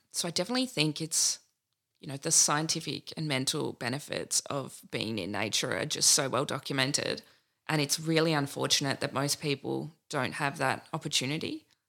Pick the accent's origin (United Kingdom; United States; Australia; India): Australia; Nimbin, New South Wales; I was born outside Nimbin